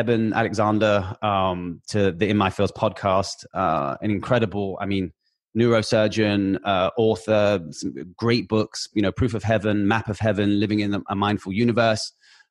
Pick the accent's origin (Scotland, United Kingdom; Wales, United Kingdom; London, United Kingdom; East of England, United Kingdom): London, United Kingdom; now in Los Angeles, United States; I'm from London, but I'm in LA. So like 15 minutes away from Noah.